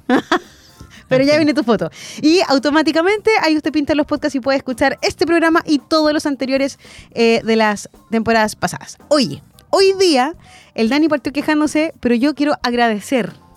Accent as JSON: {"language": "Spanish", "country": "Chile", "said": "somos los chilenos"}